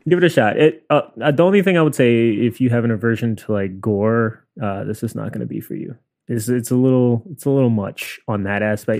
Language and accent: English; New York City, New York, United States; we're both from Queens.